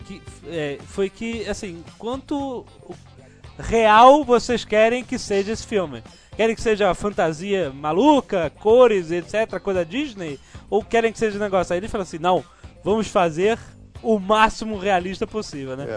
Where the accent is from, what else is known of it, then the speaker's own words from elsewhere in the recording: Brazil; Eu, Brasil, Brasil